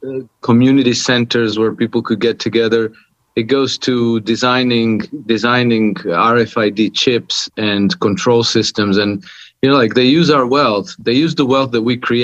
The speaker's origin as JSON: {"language": "English", "country": "Croatia", "moved": "yes", "lives_now": "Monaco", "said": "I'm from Croatia, but I've been living in Monaco for past 26 years now."}